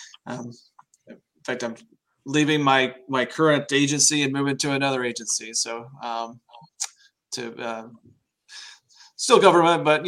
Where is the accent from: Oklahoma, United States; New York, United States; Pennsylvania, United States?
Oklahoma, United States; moved away as an adult; also born or lived in Germany; now in Indiana, United States; I'm originally from Oklahoma and traveled around. I've been, raised in Oklahoma